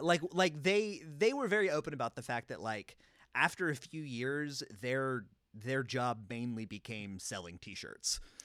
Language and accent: English; North Carolina, United States; growing up in North Carolina